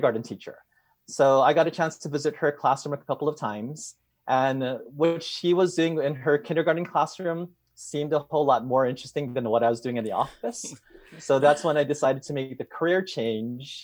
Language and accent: English; Hawaii, United States; moved away as an adult; now in Los Angeles, United States; I was born and raised in Hawaii